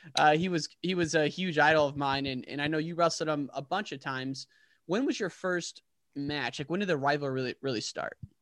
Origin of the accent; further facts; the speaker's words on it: Illinois, United States; I'm not from Chicago. I'm from Illinois